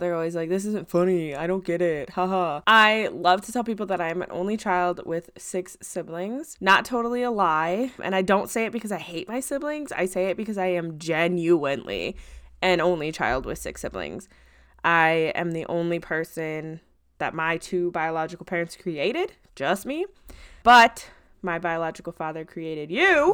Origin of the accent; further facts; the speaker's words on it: Midwest, United States; I grew up and live in the Midwest currently